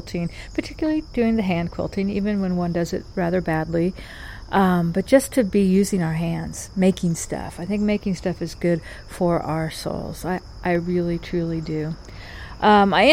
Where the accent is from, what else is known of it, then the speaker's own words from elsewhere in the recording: North Carolina, United States; in North Carolina, we have got three distinct regions, and I would argue three distinct accents